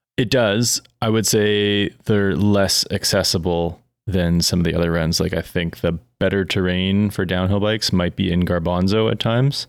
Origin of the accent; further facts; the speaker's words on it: Eastern Canada, Canada; growing up in Eastern Canada